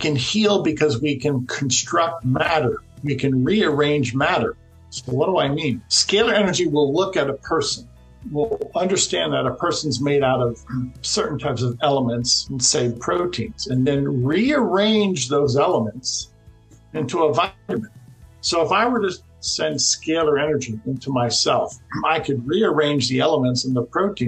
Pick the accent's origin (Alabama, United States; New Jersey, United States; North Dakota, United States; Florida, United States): Florida, United States; I'm from Florida.